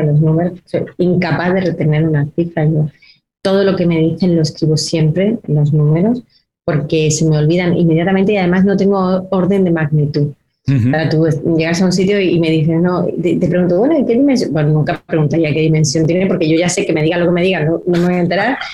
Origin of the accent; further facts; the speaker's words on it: Granada, Andalusia, Spain; soy de Granada